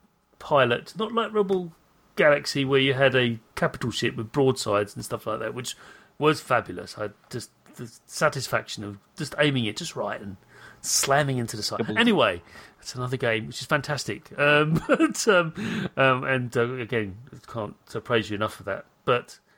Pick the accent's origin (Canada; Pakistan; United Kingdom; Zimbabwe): United Kingdom; I'm British